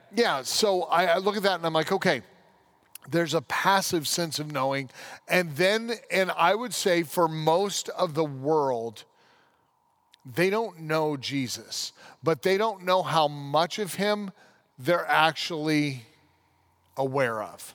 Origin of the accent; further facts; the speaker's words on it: United States; As an American